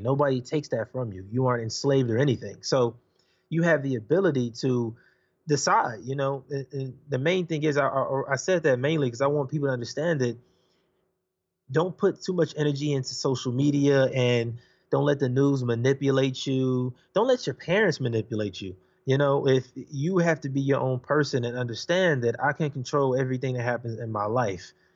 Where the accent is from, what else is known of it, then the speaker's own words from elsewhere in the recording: Los Angeles, California, United States; I'm from Los Angeles, California. I grew up in Watts, Compton